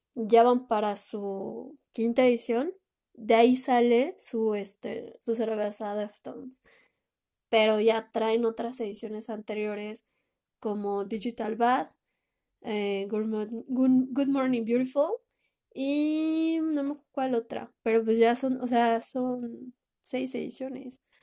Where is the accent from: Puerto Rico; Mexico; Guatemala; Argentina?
Mexico; mi país